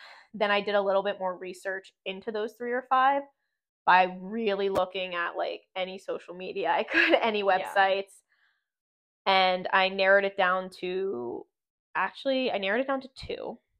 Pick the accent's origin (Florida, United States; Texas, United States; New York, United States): Florida, United States; now in Pennsylvania, United States; Because it's very cold in Pennsylvania, and I am from Florida, and I...